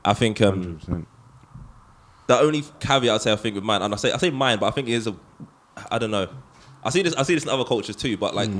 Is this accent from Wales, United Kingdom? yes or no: no; London, United Kingdom; I'm from East London.